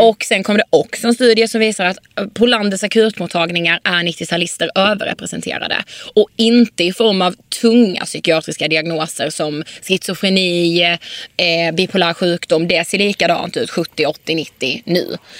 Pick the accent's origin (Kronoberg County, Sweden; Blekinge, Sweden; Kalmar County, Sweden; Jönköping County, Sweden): Blekinge, Sweden; Karlshamn; now in Stockholm, Sweden; I Karlshamn där vi kommer ifrån